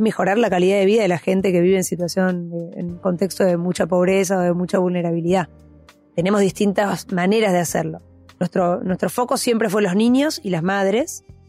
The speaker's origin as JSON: {"language": "Spanish", "region": "Buenos Aires", "country": "Argentina", "tie": "born or raised there", "said": "crecí en Capital, eh, en Recoleta"}